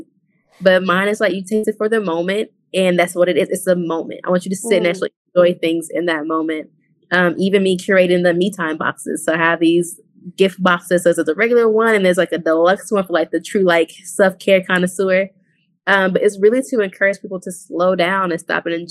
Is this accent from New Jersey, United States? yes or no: no; Chicago, Illinois, United States; I grew up in the hood. I'm from South Side Chicago, from Inglewood.